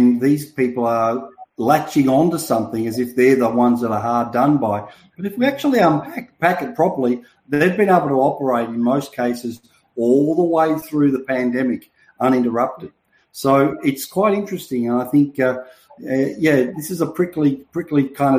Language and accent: English; Melbourne, Victoria, Australia; my hometown, as you know, in Melbourne